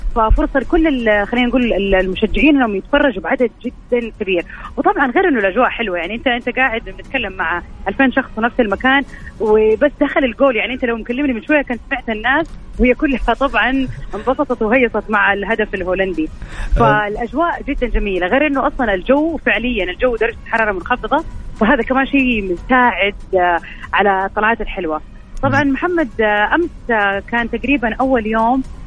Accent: Saudi Arabia; انا سعوديه

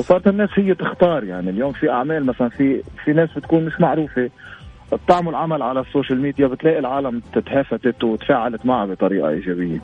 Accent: Lebanon; عندنا بلبنان

